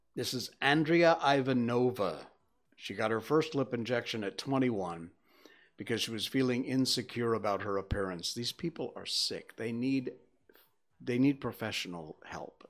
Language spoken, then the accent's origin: English; Connecticut, United States; moved away as an adult; also born or lived in Key West, Florida; now in Subang, Malaysia; I grew up in Connecticut